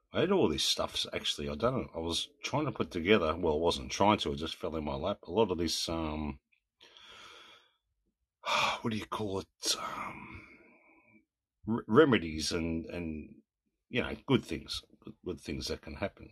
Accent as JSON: {"language": "English", "region": "South Australia", "country": "Australia", "said": "I'm from South Australia."}